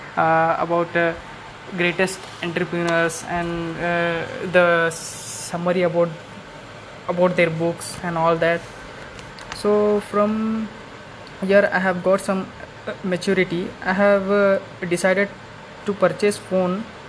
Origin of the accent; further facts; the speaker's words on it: India; from India.